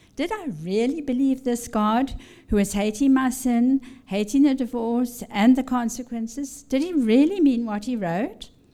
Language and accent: English; Zimbabwe; now in Washington, D.C., United States; I was born in Rhodesia, which is now Zimbabwe